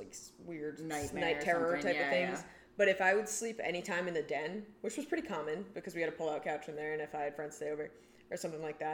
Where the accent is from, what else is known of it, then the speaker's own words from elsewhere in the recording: Connecticut, United States; I'm from Connecticut